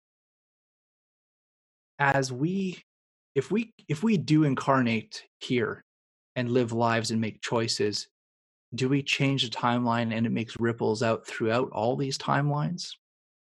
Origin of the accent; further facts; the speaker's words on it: Canada; I'm also Canadian too